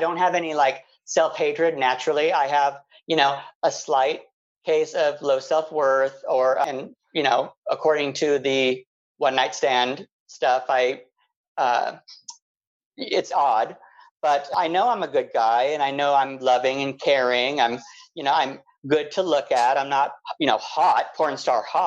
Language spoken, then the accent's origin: English; Palm Springs, California, United States; growing up in Palm Springs, everyone loves gay, was kind of a weird thing for me.